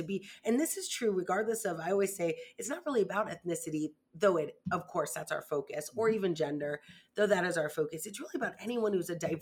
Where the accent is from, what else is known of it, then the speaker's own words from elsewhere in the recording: Florida, United States; I'm from Florida